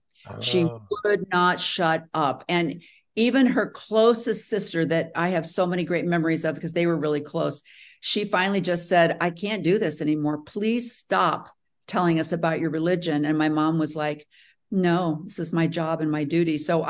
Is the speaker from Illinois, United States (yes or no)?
yes; Morris, Illinois, United States; I grew up in Morris, Illinois, which is just about 45 minutes south of Chicago.